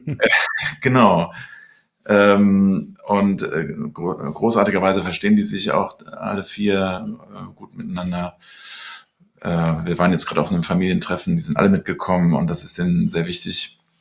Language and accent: German; Cologne, North Rhine-Westphalia, Germany; also born or lived in London, United Kingdom; bin dann mit neun Jahren nach Köln gekommen und habe dann in der, äh, im Gymnasium eine Schülerband